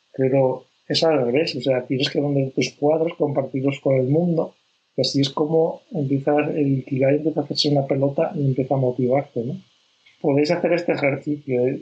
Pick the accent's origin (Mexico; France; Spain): Spain; yo, yo que soy de España, en España, eh, somos muy, muy al revés